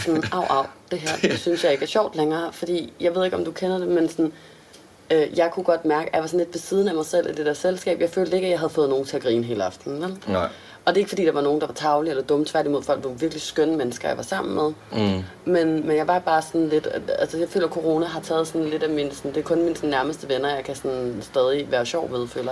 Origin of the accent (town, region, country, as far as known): Denmark